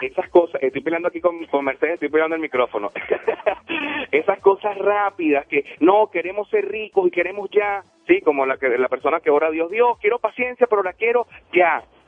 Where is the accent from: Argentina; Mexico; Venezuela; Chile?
Venezuela; now in Denver, United States; Yo vengo de Venezuela, soy de Venezuela, amo a mi nación, amo a mi país